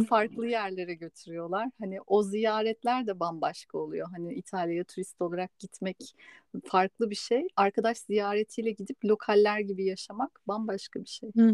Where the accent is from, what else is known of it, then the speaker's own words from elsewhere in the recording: Istanbul, Turkey; moved away as an adult; now in Spain; ben de doğma büyüme İstanbul'da olduğum için İspanya'ya göç edene kadar